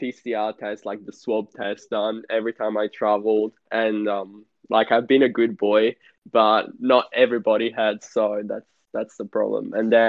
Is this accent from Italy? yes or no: yes; Italy; I come from Italy